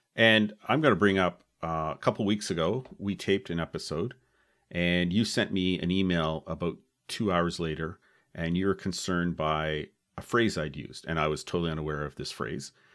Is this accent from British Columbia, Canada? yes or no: no; Oakville, Ontario, Canada; we're both from Oakville